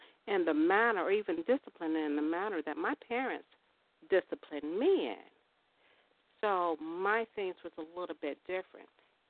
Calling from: Chicago, Illinois, United States; calling from Chicago.

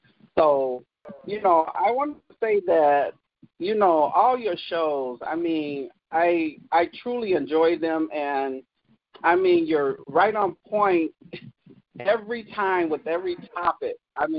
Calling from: Kalamazoo, Michigan, United States; I'm from Kalamazoo, Michigan.

